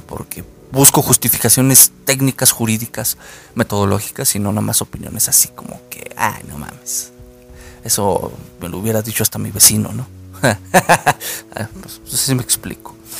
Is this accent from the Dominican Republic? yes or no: no; Mexico; los que somos de México